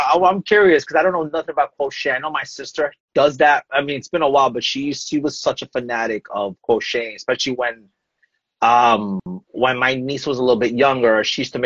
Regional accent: New York City, New York, United States; I'm originally from Brooklyn, New York

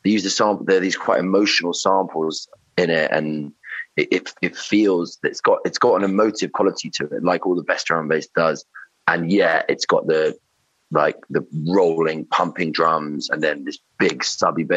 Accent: London, United Kingdom; now in Somerset, United Kingdom; so been living in Somerset, but I'm from London, from Shepherd's Bush.

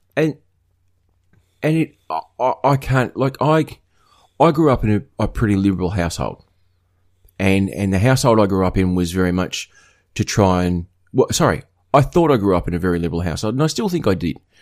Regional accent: northwest coast of Tasmania, Australia; what I grew up with on the northwest coast of Tasmania

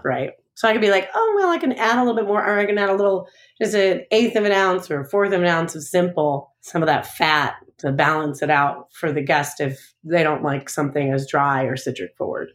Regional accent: Long Island, New York, United States; also born or lived in Chicago; now in St. Louis, United States; I'm originally from Long Island. I'm originally from New York.

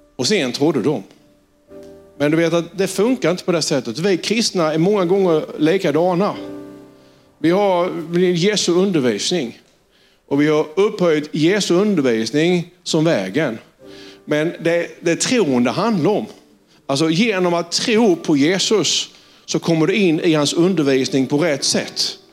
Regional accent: Sölvesborg, Blekinge, Sweden; accent: Sölvesborg dialect; jag var från Sölvesborg och engelskan var både bruten, den var extremt dålig och det var på klingande sölvesborgska.

